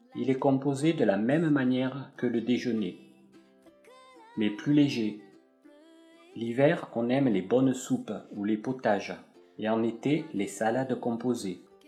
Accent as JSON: {"language": "French", "country": "France", "said": "je suis français"}